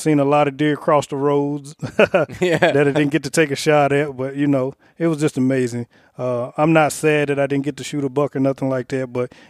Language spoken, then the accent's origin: English; Richmond, Kentucky, United States; Originally, I'm from Richmond, Kentucky. I'm a big UK fan.